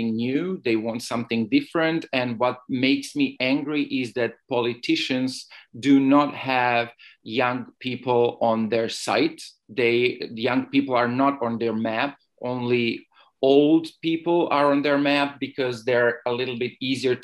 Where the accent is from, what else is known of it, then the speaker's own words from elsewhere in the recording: Belgrade, Serbia; moved away as an adult; now in Barcelona, Spain; I'm a blogger, writer, and activist from Belgrade. I was born in Belgrade 32 years ago, but today I'm living in Barcelona in Spain